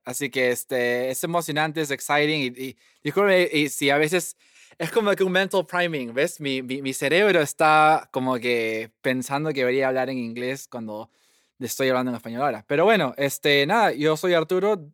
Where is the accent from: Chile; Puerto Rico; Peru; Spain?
Peru; Lima; moved away as an adult; also born or lived in Washington, D.C., United States; now in Cambridge, United States; yo nací en, Lima, Perú, en el 90